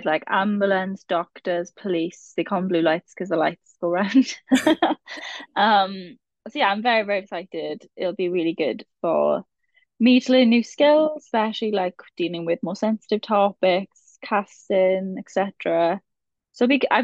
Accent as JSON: {"language": "English", "area": "the Welsh Valleys", "region": "Wales", "country": "United Kingdom", "said": "I'm from the Welsh Valleys. I'm from a proper, very Welsh area, Strigunlais"}